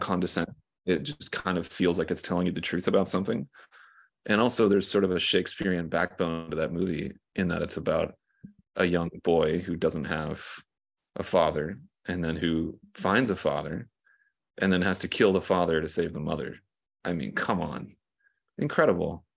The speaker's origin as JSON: {"language": "English", "region": "South Carolina", "country": "United States", "said": "I'm from like a small town in South Carolina."}